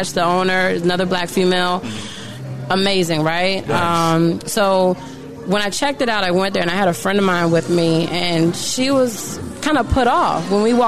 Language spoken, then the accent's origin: English; Washington, District of Columbia, United States; I'm a native Washingtonian.